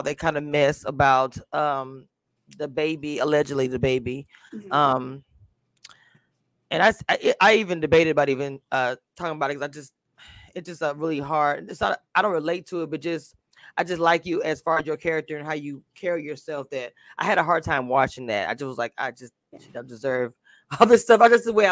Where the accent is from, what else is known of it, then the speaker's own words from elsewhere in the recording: Louisiana, United States; that whole street reminded me of my hometown. I'm from a small town in Louisiana